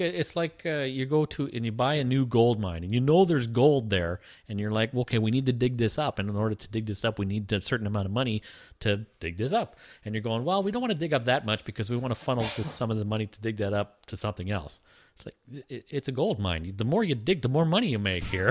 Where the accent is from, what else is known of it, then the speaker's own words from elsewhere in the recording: Toronto, Ontario, Canada; we're from Toronto